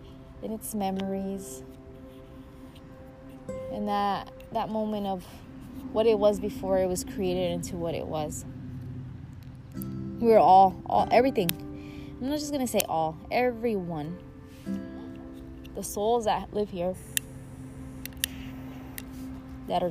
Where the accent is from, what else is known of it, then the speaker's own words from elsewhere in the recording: Mexico; I was born in Mexico